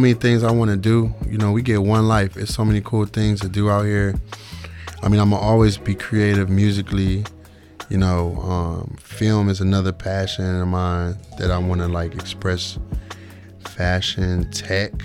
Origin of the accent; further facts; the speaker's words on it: Cleveland, Ohio, United States; moved away; we're from Cleveland, you know what I mean? From the ghetto